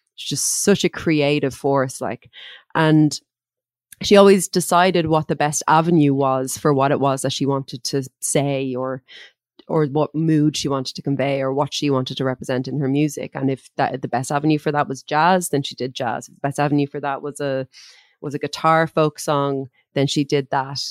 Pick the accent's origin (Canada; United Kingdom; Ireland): Ireland; the kinds of words and phrases that we would that we would have used in Ireland